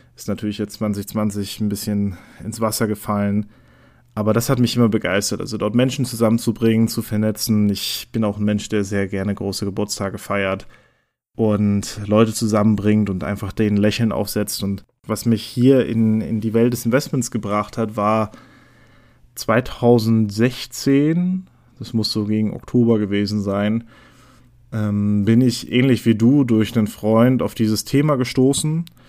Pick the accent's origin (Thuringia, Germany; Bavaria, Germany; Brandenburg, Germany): Brandenburg, Germany; Neuruppin; also born or lived in West Berlin; geboren bin ich in Neuruppin